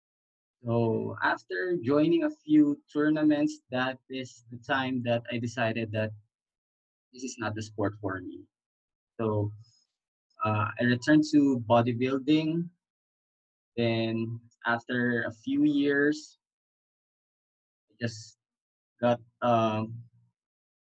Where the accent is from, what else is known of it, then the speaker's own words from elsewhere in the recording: Manila, Metro Manila, Philippines; I am from Manila, Philippines, and that is the center of Philippines